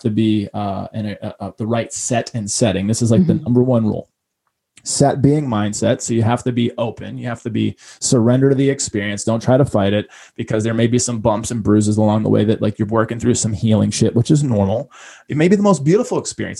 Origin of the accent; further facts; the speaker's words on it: Boston, Massachusetts, United States; I grew up in Boston and I grew up very humbly, but I grew up right in front of the ocean.